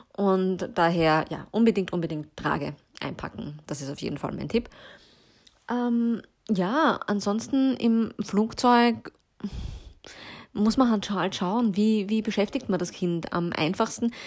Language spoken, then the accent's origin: German; Vienna, Austria; bei uns in Wien